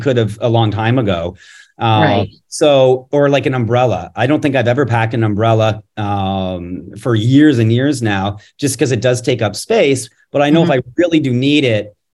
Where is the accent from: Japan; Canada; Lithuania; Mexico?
Canada; now in United States; I'm originally from Canada